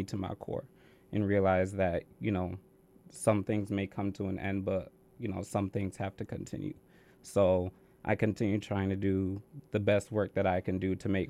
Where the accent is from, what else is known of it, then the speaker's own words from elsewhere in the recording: Vernon, Connecticut, United States; So I was born in Vernon, Connecticut, which is about 20 minutes away from here. I used to live with my mom and my dad and a nice little town in Vernon.